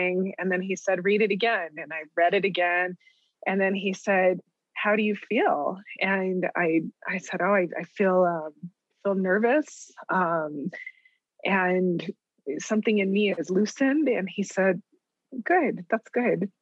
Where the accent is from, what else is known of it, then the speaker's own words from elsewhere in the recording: Deming, New Mexico, United States; moved away as an adult; I was there from Deming